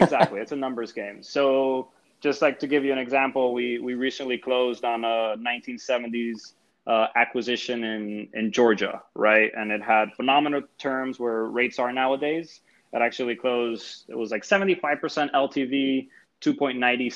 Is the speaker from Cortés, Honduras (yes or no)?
yes; San Pedro Sula, Cortés, Honduras; moved away; I was born in San Pedro Sula, Honduras